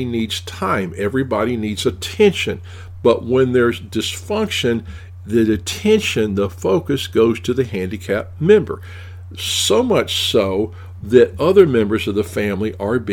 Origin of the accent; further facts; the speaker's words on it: Tennessee, United States; I'm from Tennessee